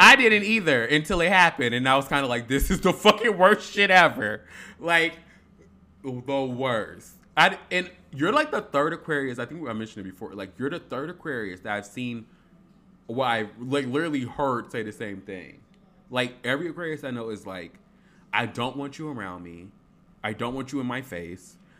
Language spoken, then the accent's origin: English; Harvey, Illinois, United States; I'm from Harvey